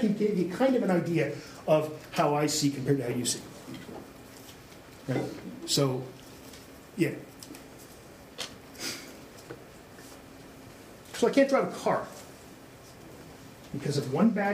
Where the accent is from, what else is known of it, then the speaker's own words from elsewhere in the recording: Canada; I played hockey as a kid, but I'm Canadian